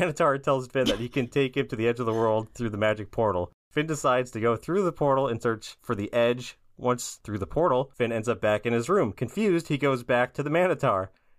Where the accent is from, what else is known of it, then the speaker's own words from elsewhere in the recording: Brazil; I'm from Brazil, and I love listening to your podcast.